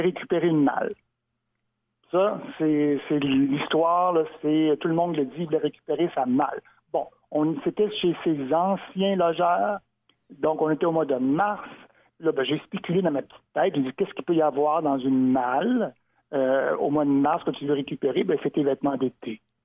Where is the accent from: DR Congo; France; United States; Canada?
Canada; Montreal, Quebec; Moi qui suis né à Montréal, comme ma mère d'ailleurs, donc je suis Montréalais, le pur béton